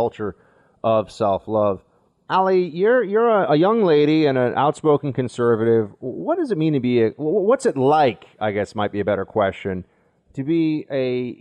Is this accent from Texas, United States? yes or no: no; New York, United States; also born or lived in Washington, D.C.; as somebody who lives in New York, was born and raised in New York, and has only lived in two cities, New York and D.C.